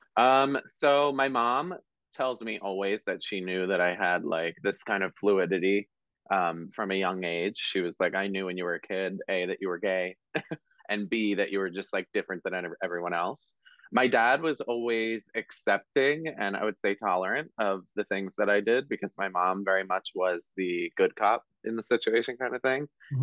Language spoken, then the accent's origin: English; Marlton, New Jersey, United States; I grew up in Marlton, which is right next to Cherry Hill